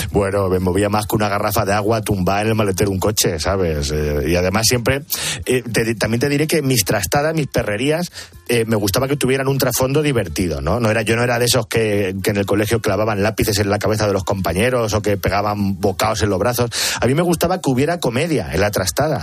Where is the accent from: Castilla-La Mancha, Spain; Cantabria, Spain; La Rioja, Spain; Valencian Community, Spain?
Castilla-La Mancha, Spain; Picón; la misa del gallo de Picón, en mi pueblo